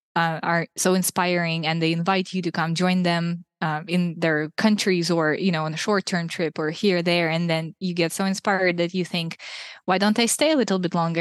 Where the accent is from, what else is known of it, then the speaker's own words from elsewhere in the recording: Russia; moved away as an adult; also born or lived in Ukraine; now in Hungary; I was born in Ukraine, raised in Russia